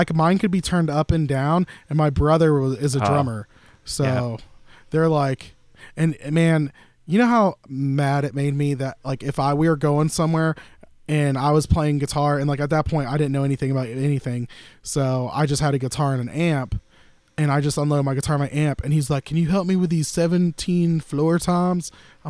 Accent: the South, United States; Dude, I'm from the South. I'm in a storefront church.

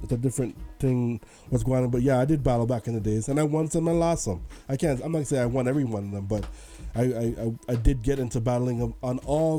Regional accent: Hamilton, Ontario, Canada; I'm from Hamilton

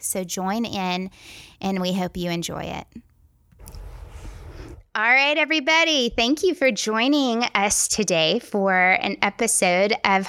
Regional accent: the South, United States; accent: Southern; my Southern accent is going to come out more in this podcast

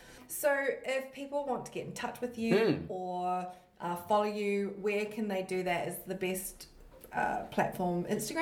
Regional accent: New Zealand; moved away; I lived in New Zealand and I was born and raised there

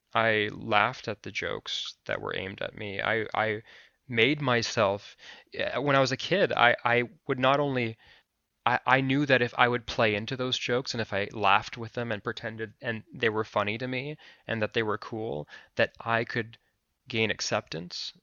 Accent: Anchorage, Alaska, United States; I am a Filipino American man living in Anchorage, Alaska

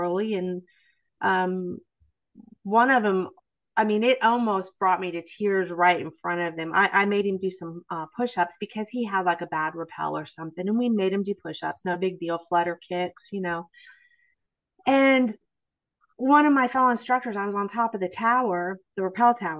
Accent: near Cleveland, Ohio, United States; moved away as an adult; also born or lived in Anchorage, Alaska / Washington, D.C. / Nashville, Tennessee; I grew up near Cleveland, Ohio.

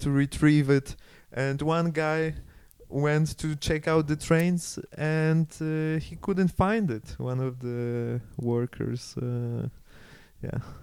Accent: Karpacz, Lower Silesian Voivodeship, Poland; moved away as an adult; also born or lived in Germany; now in Switzerland; I organized it all in Karpacz in my hometown.

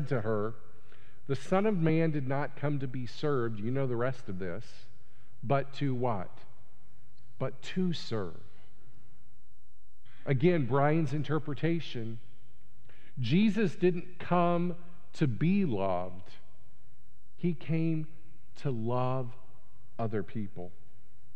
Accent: United States; being an American

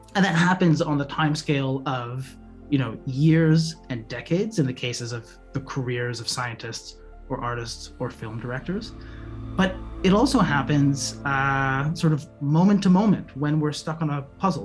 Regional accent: Montreal, Quebec, Canada; moved away as an adult; also born or lived in San Diego, United States / Midwest, United States; now in Merced, United States; originally, I'm from Montreal, Canada. I went to college there

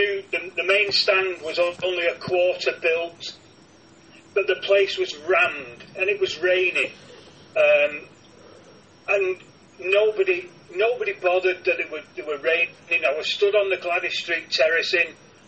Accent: Manchester, North West England, United Kingdom; born and raised in Manchester

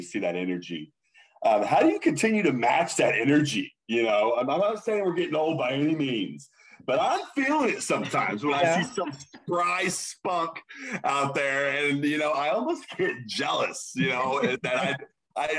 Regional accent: Arkansas, United States; moved away; I'm from the dirty South too, Mrs. Dr. Cruz. I'm from Arkansas.

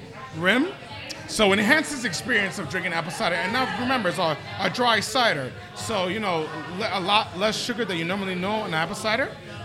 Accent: New York City, New York, United States; also born or lived in Santo Domingo, Dominican Republic; I'm a Queens boy.

